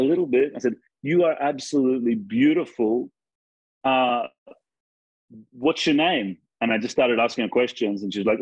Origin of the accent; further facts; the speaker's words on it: near Sydney, New South Wales, Australia; moved away as an adult; now in Argentina; I'm actually from Australia, near Sydney